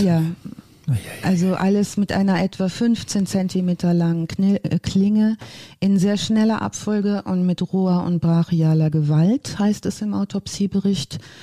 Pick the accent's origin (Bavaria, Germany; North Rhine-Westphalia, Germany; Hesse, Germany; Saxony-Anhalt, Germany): North Rhine-Westphalia, Germany; moved away; ich komme ursprünglich aus dem Ostwestfälischen